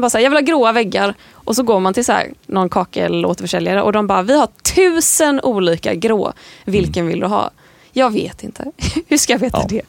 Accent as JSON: {"language": "Swedish", "town": "Landvetter", "region": "Västra Götaland", "country": "Sweden", "tie": "born or raised there", "moved": "as an adult", "lives_now": "Stockholm, Sweden", "said": "jag är född 1994 i Landvetter utanför Göteborg. Jag flyttade till Stockholm när jag var 19"}